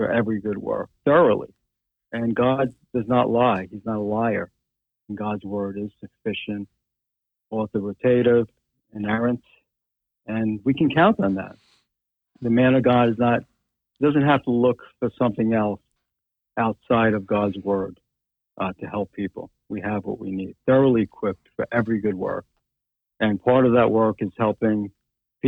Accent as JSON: {"language": "English", "region": "New York", "country": "United States", "said": "I am a New Yorker"}